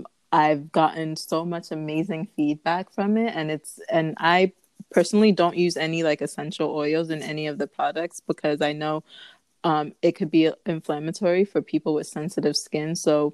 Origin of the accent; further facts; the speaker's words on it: Ghana; So although I am from Ghana, I do want to explore Togo, Benin, Senegal, like Uganda, Rwanda, like all of it